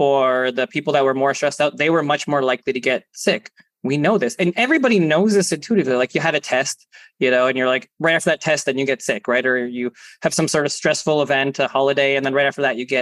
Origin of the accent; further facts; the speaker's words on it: Canada; being Canadian